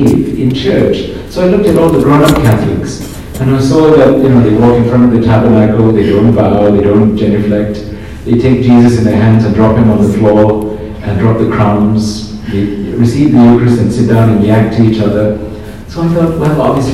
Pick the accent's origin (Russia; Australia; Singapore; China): Singapore; also born or lived in Kerala (ancestry); now in England; I grew up in Singapore, so really culturally I am more Chinese